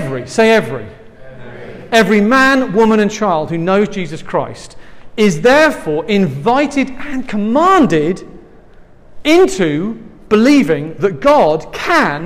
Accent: England, United Kingdom; accent: English; now in San Francisco, United States; I'm from England

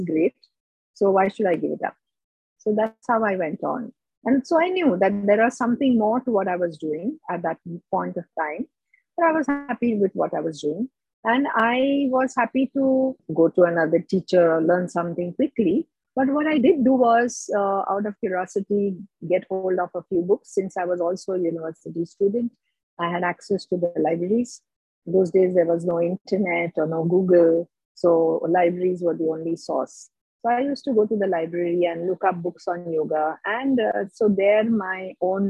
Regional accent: India; now in Mumbai, India; being an Indian

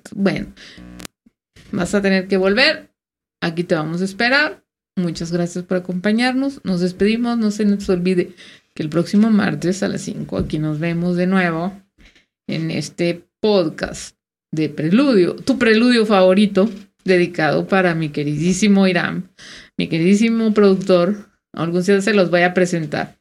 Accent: Mexico

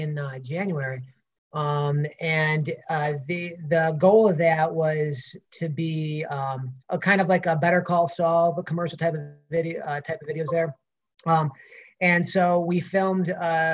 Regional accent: Rochester, New York, United States; growing up in Rochester

